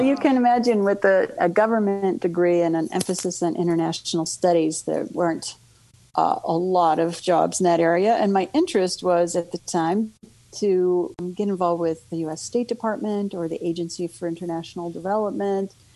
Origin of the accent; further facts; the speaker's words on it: Madison, Wisconsin, United States; moved away as an adult; now in Minneapolis–St. Paul, United States; I was raised in Wisconsin, the Madison area, Madison, Wisconsin area, and moved to the Twin Cities about 20 years ago.